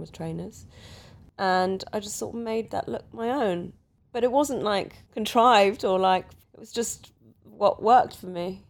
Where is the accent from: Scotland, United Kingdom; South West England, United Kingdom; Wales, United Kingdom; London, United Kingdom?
London, United Kingdom; growing up around the Portobello Road